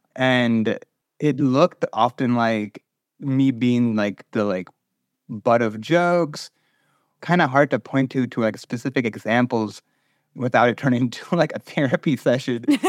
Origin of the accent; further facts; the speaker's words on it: North Carolina, United States; I grew up in North Carolina